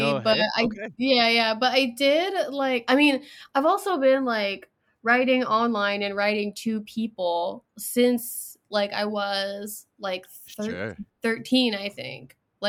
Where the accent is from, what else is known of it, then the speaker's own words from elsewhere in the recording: England, United Kingdom; born there; So I was born in England, so I have citizenship already.